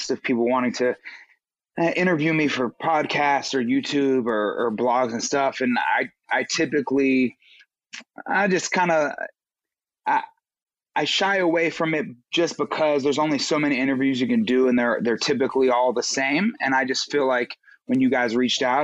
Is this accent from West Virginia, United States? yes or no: yes; Charleston, West Virginia, United States; moved away as an adult; also born or lived in New York / Los Angeles, California; I'm from Charleston, West Virginia. And so I grew up there.